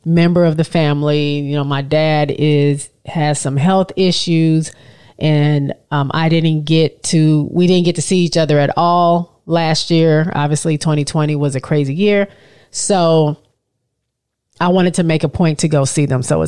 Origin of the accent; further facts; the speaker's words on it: Michigan, United States; moved away; I'm from Michigan, we're from Michigan